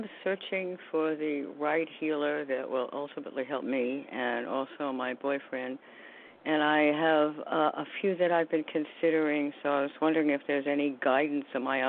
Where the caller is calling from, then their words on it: New York, United States; from New York.